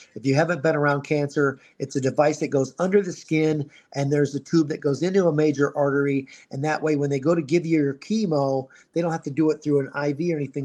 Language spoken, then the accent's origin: English; Ohio, United States; now in Scottsdale, United States; I was born in Ohio, and I I dealt with the snow, and I dealt with the cold, and I dealt with the gray skies for a long time. And now I'm in Arizona designing landscaping and swimming pools. So for this Ohio boy